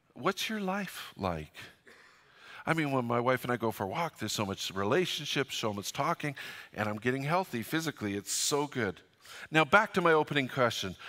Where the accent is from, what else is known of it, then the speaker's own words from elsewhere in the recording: Fort St. John, British Columbia, Canada; moved away; I'm from Fort Saint John